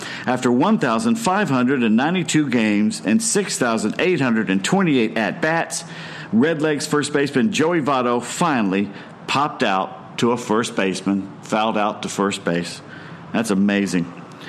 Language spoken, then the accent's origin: English; Decatur, Georgia, United States; I grew up in Decatur, Georgia, playing Little League Baseball at a place called Glenwood Hills. It's over there by East Lake Golf Course, for those of you unfamiliar with Atlanta.